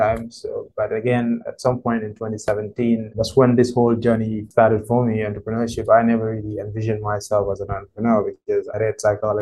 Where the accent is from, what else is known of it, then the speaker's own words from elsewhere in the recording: Banjul, Gambia; I'm from the Gambia. What can I say? I mean, I was born in Banjul. That's the capital city of the Gambia. In a family of 6, went to school in Banjul as well